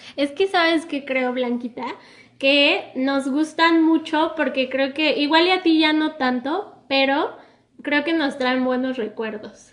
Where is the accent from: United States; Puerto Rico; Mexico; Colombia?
Mexico; como mexicanos